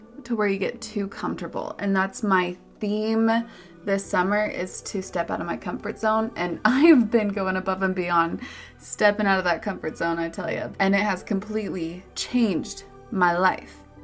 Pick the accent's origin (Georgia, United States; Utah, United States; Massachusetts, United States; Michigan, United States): Utah, United States; Park City; my hometown, Park City, Utah